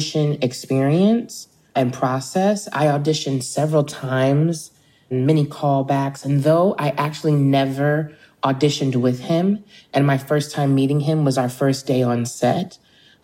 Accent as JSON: {"language": "English", "town": "Philadelphia", "region": "Pennsylvania", "country": "United States", "tie": "born or raised there", "said": "someone who born and raised in Philadelphia"}